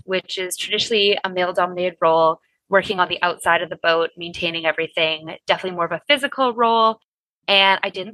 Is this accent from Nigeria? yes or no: no; Winnipeg, Manitoba, Canada; moved away as an adult; also born or lived in Berlin, Germany; I am from Canada originally, Winnipeg specifically, which is about as landlocked as you can get.